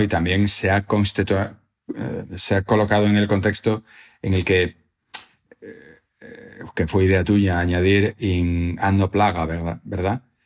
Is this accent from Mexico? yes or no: no; Salamanca, Castile and León, Spain; haber nacido y haber pasado mi infancia en Salamanca